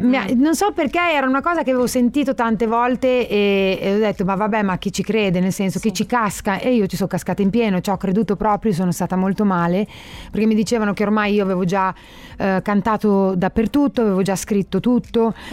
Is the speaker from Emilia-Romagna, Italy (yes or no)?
yes; Solarolo, Emilia-Romagna, Italy; nel comune dove io sono nata, a Solarolo